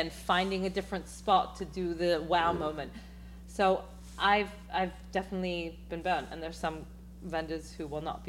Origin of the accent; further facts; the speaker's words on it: England, United Kingdom; Again, because I'm so English and because, you know, the European mindset is less is more, mm-hmm.